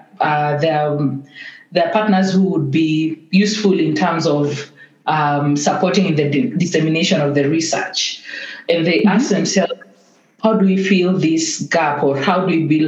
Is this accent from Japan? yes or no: no; Kenya; accent: Kenyan; from my accent, most of us can tell I'm a Kenyan